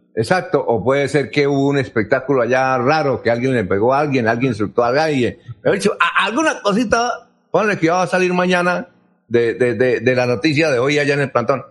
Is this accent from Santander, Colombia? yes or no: yes; Barichara, Santander, Colombia; en mi tierra, Barichara